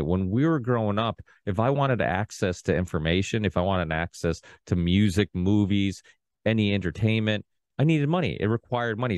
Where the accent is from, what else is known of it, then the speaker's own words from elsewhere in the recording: Portugal; now in United States; I was born in Portugal.